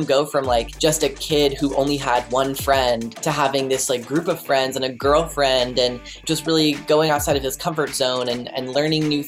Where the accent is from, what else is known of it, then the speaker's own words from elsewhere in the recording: United States; I grew up right outside of New York City